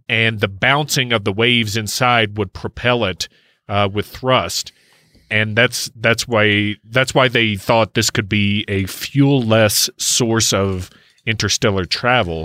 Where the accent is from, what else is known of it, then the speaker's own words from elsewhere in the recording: Kentucky, United States; my home state, Kentucky